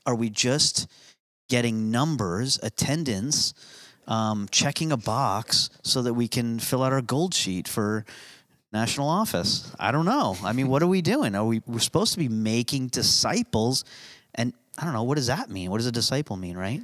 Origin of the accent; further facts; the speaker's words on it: United States; I'm American